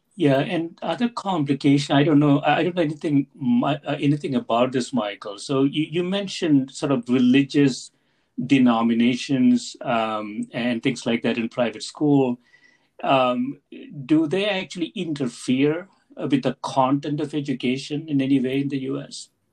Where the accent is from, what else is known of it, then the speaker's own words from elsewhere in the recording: South India, India; moved away; I grew up in South India